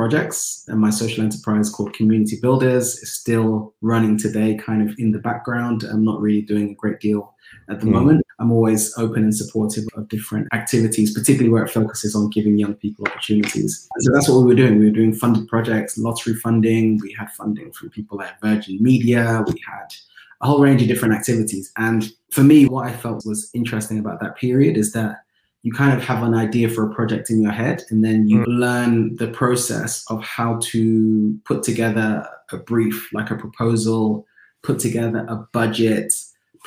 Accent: London, United Kingdom; Growing up in Tottenham

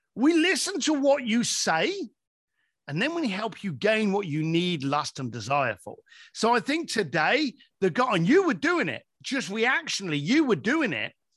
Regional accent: London, United Kingdom; I'm an Irish lad from East London

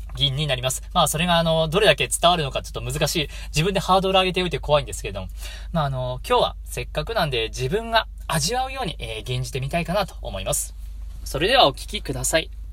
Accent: Hokuriku, Japan; 僕も北陸出身なんで

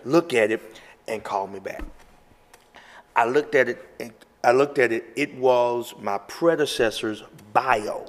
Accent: Memphis, Tennessee, United States; now in Arizona, United States; I was born and raised in Memphis, Tennessee.

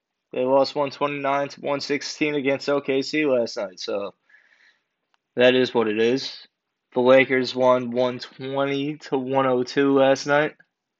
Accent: Long Island, New York, United States; I'm from Long Island and I basically grew up living like 5 minutes away from Nassau Coliseum. And I always grew up with hockey, going to hockey games.

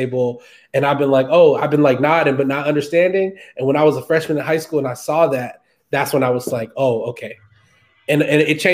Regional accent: Houston, Texas, United States; I grew up in Texas. I grew up in Houston

